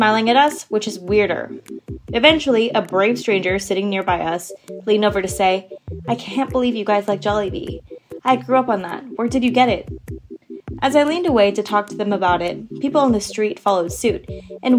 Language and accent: English; Philippines; now in United States; As a Filipina living in the United States